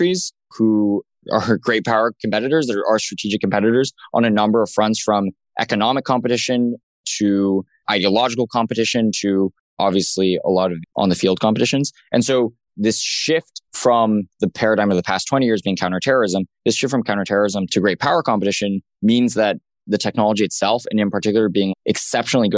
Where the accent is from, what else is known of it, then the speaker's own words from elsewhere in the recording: Los Alamos, New Mexico, United States; I grew up in Los Alamos, New Mexico, which is the birthplace of the atomic bomb